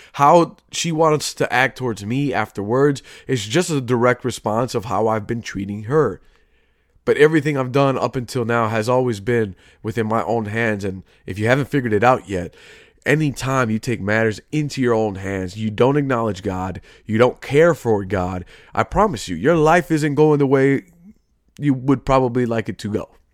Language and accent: English; Chicago, Illinois, United States; I grew up in Chicago, currently still am.